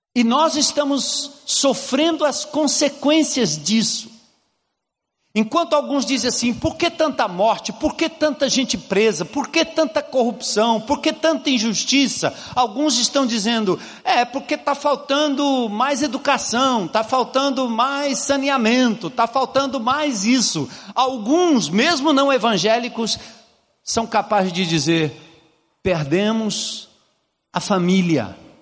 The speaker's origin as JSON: {"language": "Portuguese", "country": "Brazil", "said": "nós, como brasileiros"}